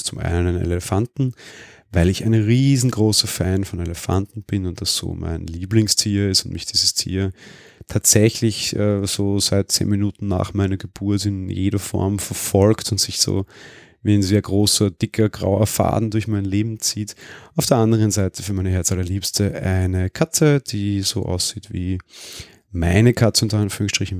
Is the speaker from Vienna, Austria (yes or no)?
yes; Vienna, Austria; ich bin Wiener